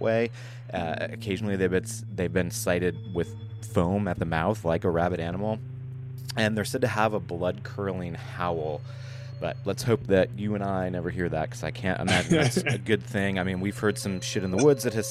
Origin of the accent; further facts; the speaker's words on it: Michigan, United States; now in New York, United States; I'm from Michigan.